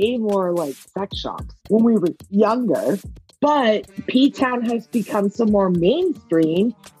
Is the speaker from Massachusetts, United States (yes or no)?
yes; Cape Cod, Massachusetts, United States; I'm from Cape Cod.